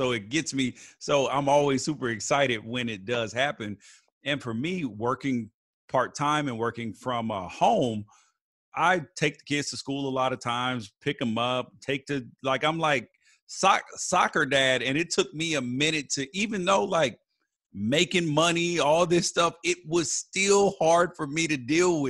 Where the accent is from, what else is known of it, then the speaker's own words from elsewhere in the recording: Memphis, Tennessee, United States; now in California, United States; I grew up in Memphis originally.